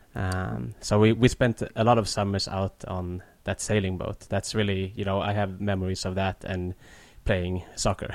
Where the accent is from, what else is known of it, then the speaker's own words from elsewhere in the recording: Stockholm, Stockholm County, Sweden; I was growing up, uh, just south of Stockholm.